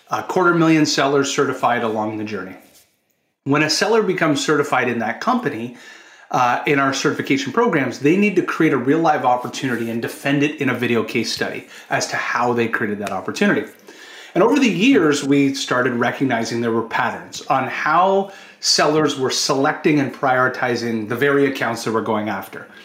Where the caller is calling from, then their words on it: Toronto, Ontario, Canada; I'm joining us from Toronto, Canada.